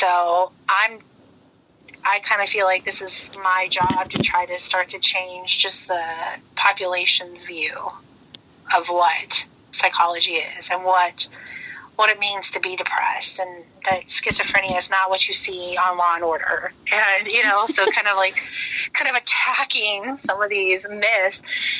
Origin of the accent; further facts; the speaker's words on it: Illinois, United States; moved away as an adult; also born or lived in El Paso, Texas; I'm originally from Illinois